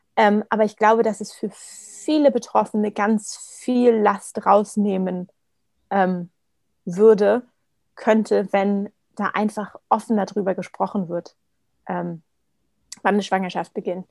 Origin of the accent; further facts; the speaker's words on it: Berlin, Germany; moved away as an adult; now in Vienna, Austria; gebürtige Berlinerin, wohne jetzt aber seit ähm, gut zwei Jahren mit meinem Partner in Wien